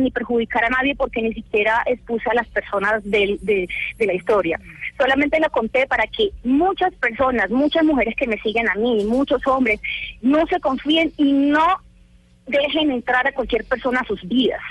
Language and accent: Spanish; Valledupar, Cesar, Colombia; Yo soy una mujer de pueblo, yo soy de Valledupar, Cesar.